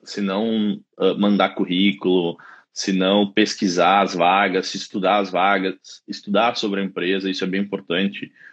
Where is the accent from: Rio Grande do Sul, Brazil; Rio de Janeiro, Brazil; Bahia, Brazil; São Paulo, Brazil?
Rio Grande do Sul, Brazil; Caxias do Sul; moved away as an adult; also born or lived in London, United Kingdom; now in Dublin, Ireland; eu sou de Caxias do Sul, na Serra Gaúcha.